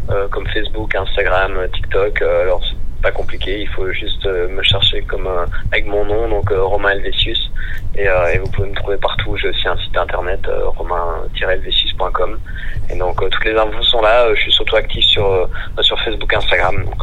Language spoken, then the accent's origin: French; Belgium; même si moi je suis belge, le nom est français